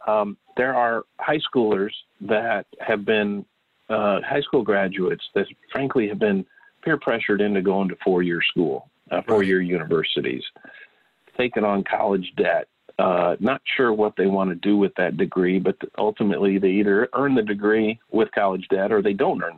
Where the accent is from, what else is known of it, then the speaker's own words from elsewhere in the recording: Bloomington, Illinois, United States; I'm from Bloomington, Illinois